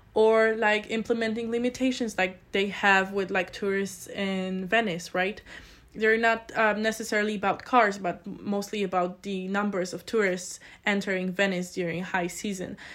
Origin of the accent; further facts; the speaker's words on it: Poland; moved away as an adult; now in Innsbruck, Austria; I come from a very small village in Poland